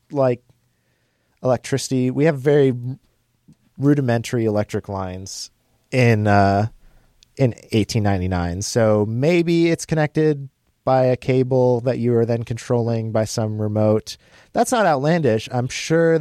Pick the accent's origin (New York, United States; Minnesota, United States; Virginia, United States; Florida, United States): Minnesota, United States; Mankato; We're from Mankato.